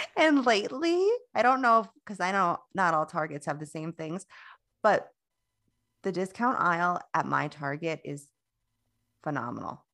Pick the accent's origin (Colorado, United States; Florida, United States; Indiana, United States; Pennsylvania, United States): Florida, United States; I'm from Florida